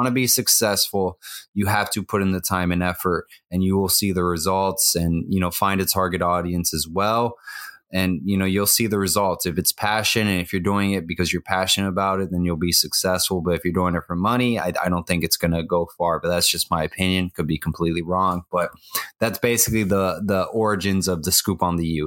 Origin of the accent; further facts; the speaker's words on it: Miami, Florida, United States; born and raised in Miami, Florida